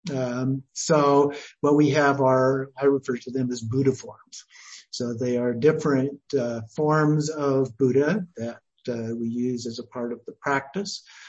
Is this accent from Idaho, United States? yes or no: yes; Idaho, United States; moved away as an adult; also born or lived in McMinnville, Oregon / Oregon; then we moved to Idaho where I was raised and went to uh, Idaho State University